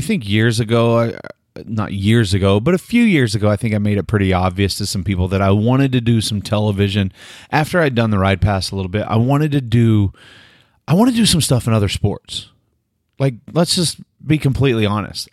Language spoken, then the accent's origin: English; Delaware, Oklahoma, United States; I'm from Delaware, Oklahoma